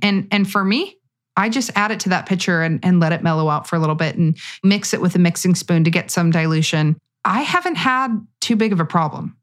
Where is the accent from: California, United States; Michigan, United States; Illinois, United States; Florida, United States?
California, United States; I'm from California